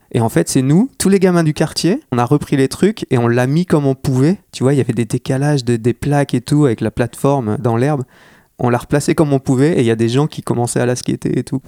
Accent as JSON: {"language": "French", "town": "Armentières", "region": "Hauts-de-France", "country": "France", "tie": "born or raised there", "moved": "yes"}